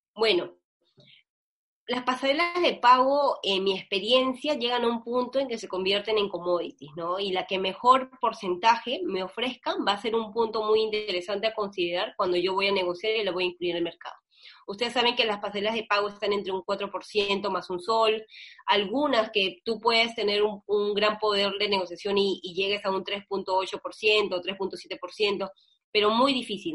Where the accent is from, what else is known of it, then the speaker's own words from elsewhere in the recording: Peru; así somos los peruanos